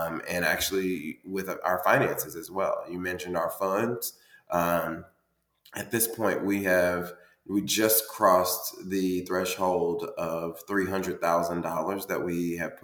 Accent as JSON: {"language": "English", "town": "Indianapolis", "region": "Indiana", "country": "United States", "tie": "born or raised there", "moved": "yes", "lives_now": "Cincinnati, United States", "said": "Indianapolis, Indiana, which is my hometown"}